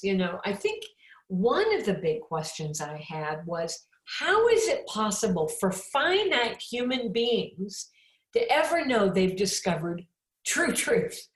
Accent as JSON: {"language": "English", "town": "Champaign", "region": "Illinois", "country": "United States", "tie": "born or raised there", "said": "I'm from Champaign, Illinois. That's my hometown."}